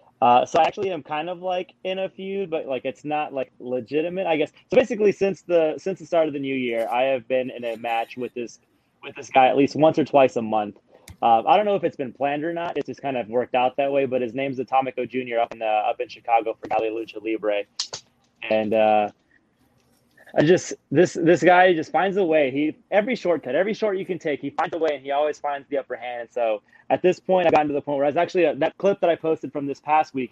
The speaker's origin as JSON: {"language": "English", "town": "Mazatenango", "region": "Suchitepéquez", "country": "Guatemala", "tie": "born there", "said": "So I was originally born in Guatemala. I was born in Mazatenango, Suchiti, Peques, Guatemala."}